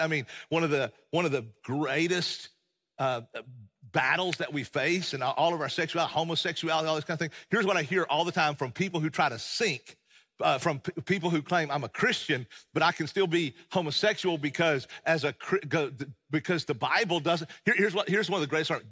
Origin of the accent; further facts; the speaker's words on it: East Tennessee, United States; accent: East Tennessee; I hail from the Appalachian Mountains of East Tennessee, as most of you know, and, and, and I love being from there